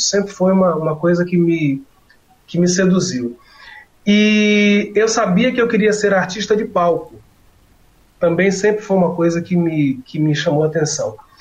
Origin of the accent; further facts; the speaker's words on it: Salvador, Bahia, Brazil; aqui em Salvador, onde eu moro, né, onde eu nasci, onde eu moro